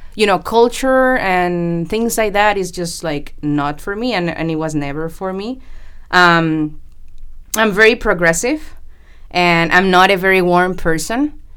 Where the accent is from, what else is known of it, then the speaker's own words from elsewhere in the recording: Panama; moved away as an adult; also born or lived in Colombia / United States; now in Vancouver, Canada; I was born in Colombia, South America, and grew up in Panama